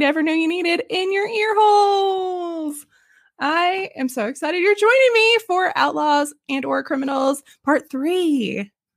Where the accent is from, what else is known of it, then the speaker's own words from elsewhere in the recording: Arkansas, United States; moved away as an adult; now in Texas, United States; I'm from Arkansas originally